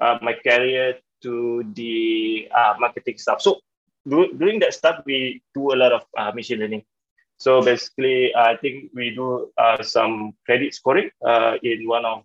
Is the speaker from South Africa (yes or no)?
no; Klang, Selangor, Malaysia; I was born in Klang, Selangor, in one of the village. So I'm a kampung boy, a village boy